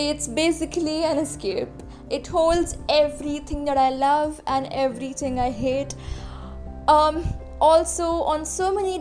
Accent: Mumbai, Maharashtra, India; I am an artist from Mumbai

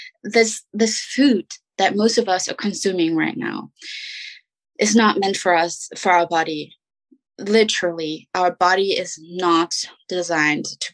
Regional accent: Germany; English is a second language; moved away; I'm from Germany. My husband is US American

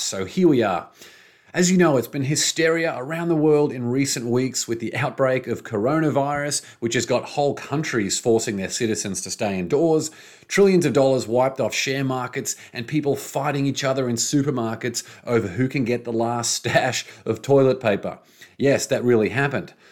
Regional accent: Brisbane, Queensland, Australia; moved away; in Brisbane, my hometown. Well, not my hometown anymore, by former hometown, Brisbane, Australia.

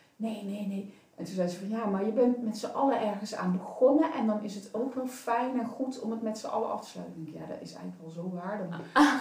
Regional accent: North Brabant, Netherlands; Ik kom uit Brabant

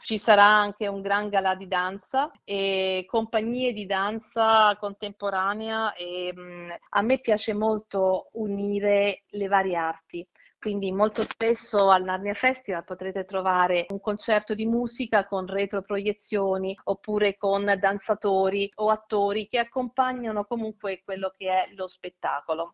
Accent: Italy; also born or lived in United States; Io sono italiana ma sono anche americana

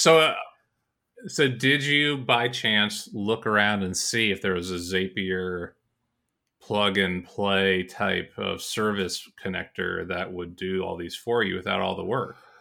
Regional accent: Georgia, United States; moved away; I'm from Georgia

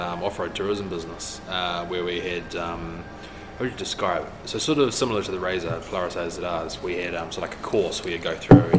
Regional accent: south of Blenheim, Marlborough, New Zealand; moved away as an adult; also born or lived in Tasman; now in Queenstown, New Zealand; So I grew up in a farming sort of town south of Blenheim, which is in the Marlborough region of the top of the South Island. So I grew up there in farming background and so forth.

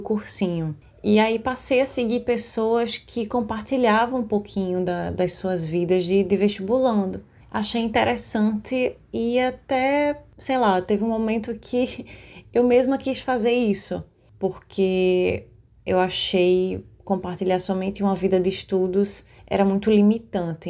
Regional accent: Recife, Pernambuco, Brazil; eu tenho 23 anos, sou daqui de Recife

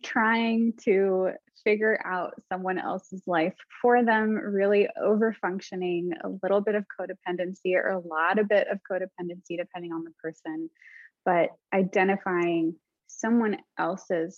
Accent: United States; I'm Arab American, was born in the States

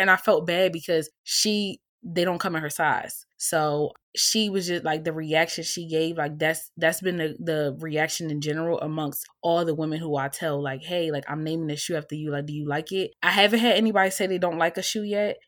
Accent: Baltimore, Maryland, United States; moved away as an adult; now in Philadelphia, United States; I currently reside in Philadelphia, P A, but I am from Baltimore, Maryland

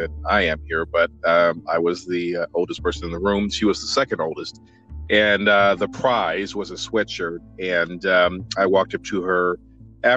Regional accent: Midwest, United States; moved away; I'm originally from the Midwest

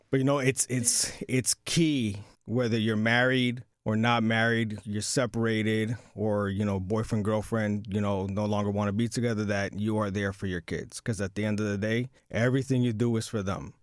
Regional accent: New York City, New York, United States; born and bred in New York City

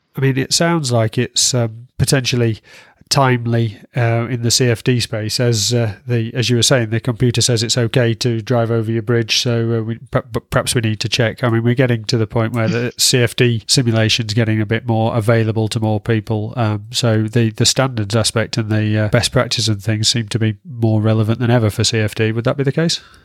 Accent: Yorkshire and the Humber, United Kingdom; I'm from Yorkshire, so I struggle with long vowel sounds

